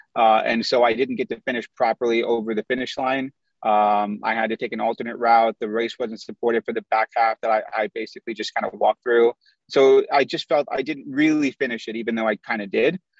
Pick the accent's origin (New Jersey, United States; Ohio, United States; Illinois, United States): Illinois, United States; Chicago; also born or lived in Indiana; I was born in the U.S., but my parents are Pakistani, and so I grew up around a lot of Indian food. And I grew up in the Midwest. I'm from Chicago. We lived in Indiana for a little while